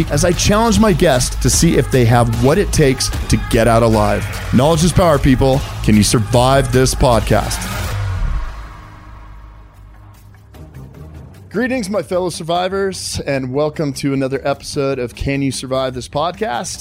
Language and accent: English; Boulder, Colorado, United States; I grew up in Boulder, spent all my time outdoors